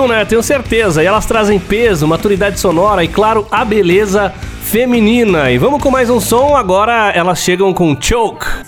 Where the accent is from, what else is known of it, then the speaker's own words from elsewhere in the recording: São Paulo, Brazil; Lá de São Paulo, minha terra